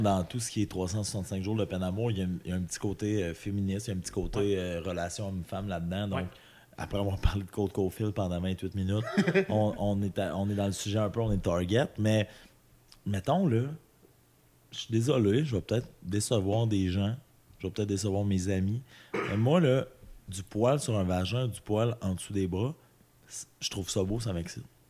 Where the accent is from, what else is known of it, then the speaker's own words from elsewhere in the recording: Amos, Quebec, Canada; moved away; also born or lived in Saguenay; je viens d'Amos